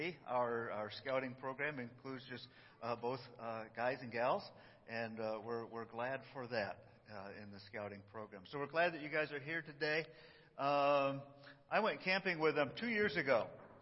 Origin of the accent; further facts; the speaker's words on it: New York, United States; I'm from New York